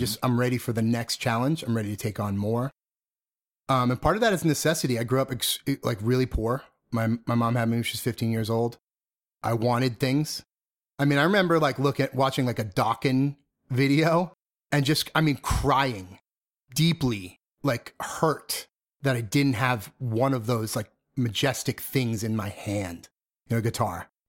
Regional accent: Methuen, Massachusetts, United States; also born or lived in Lawrence, Massachusetts; I grew up in the suburbs of Boston

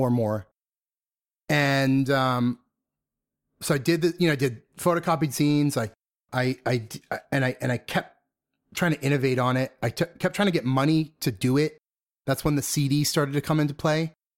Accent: Methuen, Massachusetts, United States; also born or lived in Lawrence, Massachusetts; I grew up in the suburbs of Boston

